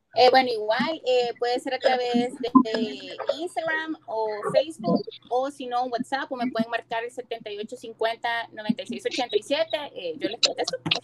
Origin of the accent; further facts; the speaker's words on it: El Salvador; Somos bien exigentes, como salvadoreños